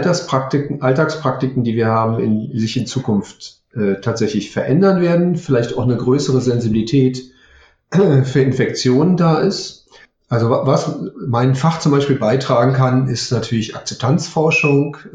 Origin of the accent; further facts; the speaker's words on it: Berlin, Germany; Ich, ähm, ich stamme aus Berlin.